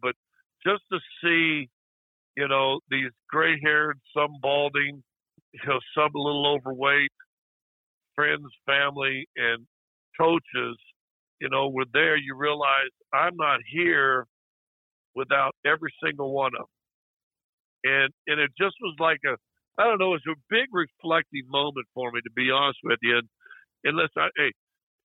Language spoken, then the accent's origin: English; Kansas, United States; moved away; also born or lived in Colorado; my home state where I grew up